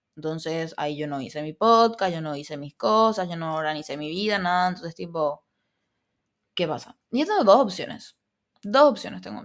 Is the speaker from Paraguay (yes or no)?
yes; Paraguay; accent: Argentine (picked up); Yo no me identifico siendo paraguaya